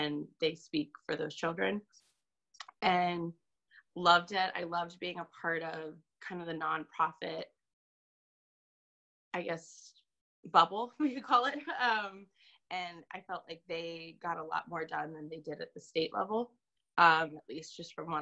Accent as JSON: {"language": "English", "town": "Virginia Beach", "region": "Virginia", "country": "United States", "also_born_or_lived": "Fredericksburg, Virginia / Concord, New Hampshire", "moved": "as an adult", "lives_now": "New Hampshire, United States", "said": "I am originally from Virginia Beach, Virginia"}